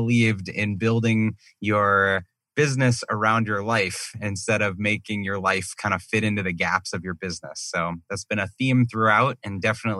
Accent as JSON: {"language": "English", "region": "Massachusetts", "country": "United States", "tie": "born or raised there", "moved": "yes", "lives_now": "Scottsdale, United States", "said": "Scottsdale, Arizona, but right now I'm about 2,200 miles away outside of Boston. So I grew up in Massachusetts and came back here for a couple months this summer."}